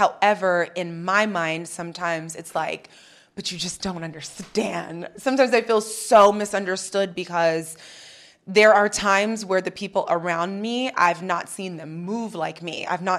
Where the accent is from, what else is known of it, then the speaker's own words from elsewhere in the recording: New York, United States; I was raised Christian in New York. I got really lost. You can get lost out there.